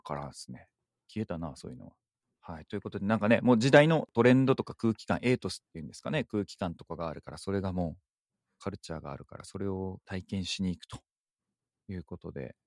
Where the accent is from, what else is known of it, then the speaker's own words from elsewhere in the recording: Miyazaki, Japan; moved away; 私の故郷、宮崎の方ではですね